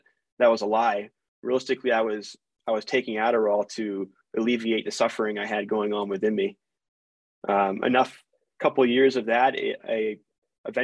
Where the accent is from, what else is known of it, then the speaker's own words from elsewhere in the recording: Baltimore County, Maryland, United States; moved away as an adult; also born or lived in Florida; now in Utah, United States; I grew up in a middle-class family. I'm originally from Baltimore County, Maryland.